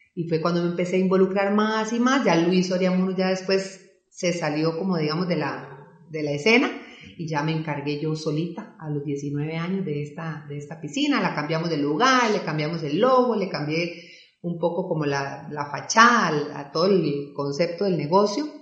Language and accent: Spanish; Belén, Heredia, Costa Rica; yo soy oriunda de Belén, ¿verdad? Y Belén es un cantón muy, muy deportivo.